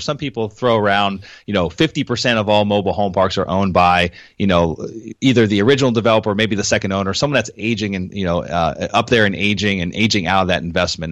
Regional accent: Pennsylvania, United States; moved away as an adult; now in Florida, United States; I moved down to Florida from Pennsylvania, where I was raised

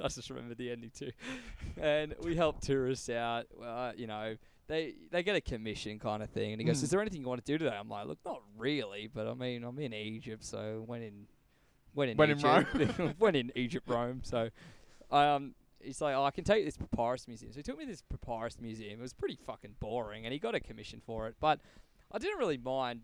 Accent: Australia; I went, oh, Australia.

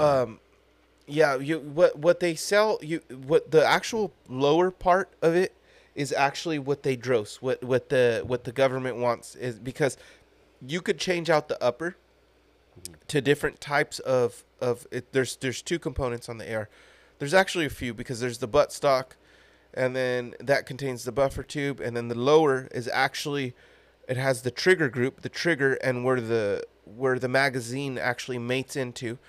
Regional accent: United States; as an American

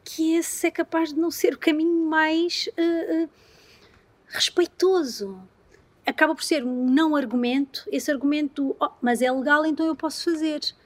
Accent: Algarve, Portugal; eu sou algarvia

